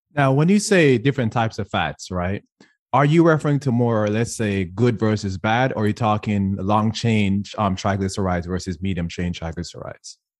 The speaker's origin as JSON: {"language": "English", "country": "Jamaica", "tie": "born or raised there", "first_language": "English", "moved": "as an adult", "said": "I was born and raised in Jamaica."}